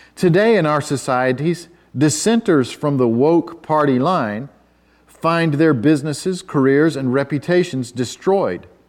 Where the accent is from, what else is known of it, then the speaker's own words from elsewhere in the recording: United States; as an American